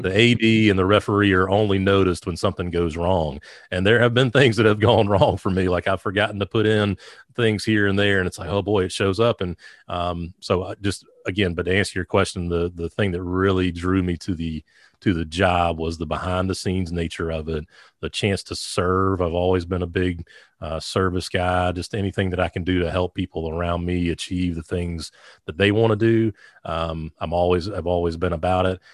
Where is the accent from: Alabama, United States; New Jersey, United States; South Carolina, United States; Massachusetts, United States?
South Carolina, United States; Sumter; I grew up in the metropolis of Sumter, South Carolina.